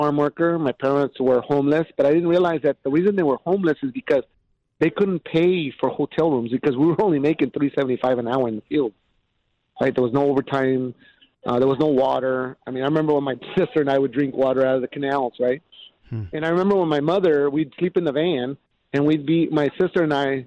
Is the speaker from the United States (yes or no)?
yes; Ephrata, Washington, United States; now in Burien, United States; I was raised in an all-white school, Ephrata, Washington